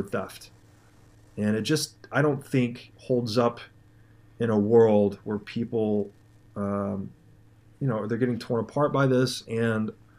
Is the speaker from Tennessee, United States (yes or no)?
yes; Tennessee, United States; moved away; I'm from Tennessee originally